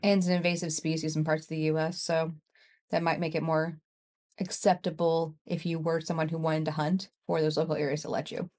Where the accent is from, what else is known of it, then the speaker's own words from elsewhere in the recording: Kansas City, Missouri, United States; we grew up in Kansas City